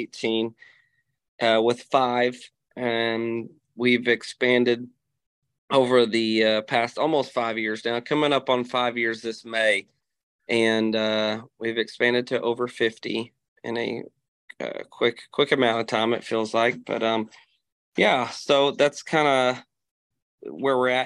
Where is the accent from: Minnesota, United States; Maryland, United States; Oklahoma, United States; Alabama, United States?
Oklahoma, United States; Sulphur; my mom has a store in my hometown here of Sulphur